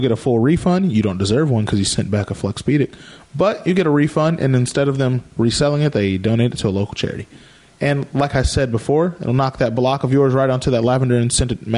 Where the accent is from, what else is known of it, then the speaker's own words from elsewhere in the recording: Sherman, Texas, United States; Sherman doesn't have any NBA players